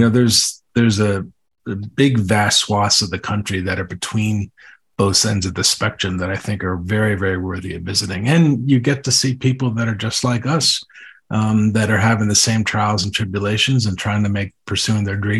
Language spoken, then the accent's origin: English; Connecticut, United States; now in Denver, United States; I'm from Connecticut and in New England.